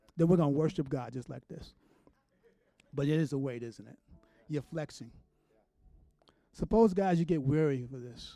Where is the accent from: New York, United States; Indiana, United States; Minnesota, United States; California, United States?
New York, United States; New York City; moved away; I'm from New York City